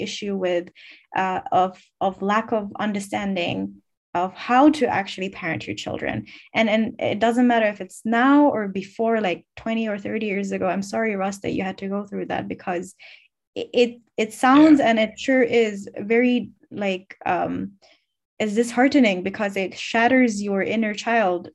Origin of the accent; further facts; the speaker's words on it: Finland; I'm born and raised in Finland, but I'm ethnically Bangladeshi or Bengali